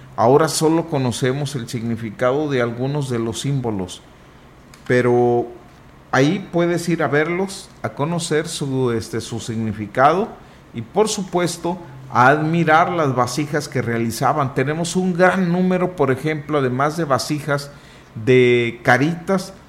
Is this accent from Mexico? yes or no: yes; Huasteca, Mexico; Nosotros, nuestra respuesta en automático es de la Huasteca.